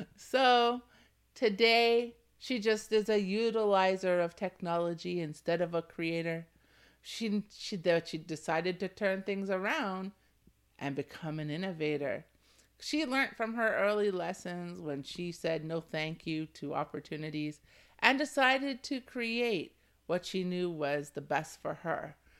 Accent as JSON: {"language": "English", "region": "Ontario", "country": "Canada", "tie": "born or raised there", "said": "I was born and raised in Canada, in Ontario"}